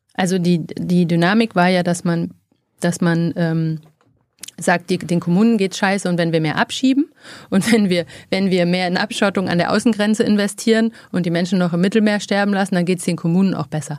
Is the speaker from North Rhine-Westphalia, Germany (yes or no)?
no; Freiberg, Saxony, Germany; also born or lived in Oldenburg; now in Berlin, Germany; ich bin in Oldenburg geboren und in Freiberg in Sachsen aufgewachsen